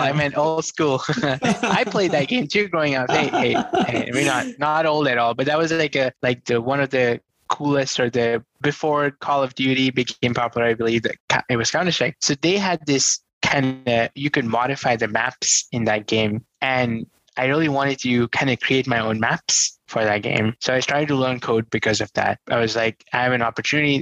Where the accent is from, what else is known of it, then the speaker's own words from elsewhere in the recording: New Delhi, Delhi, India; I grew up in New Delhi, come from a very humble, poor family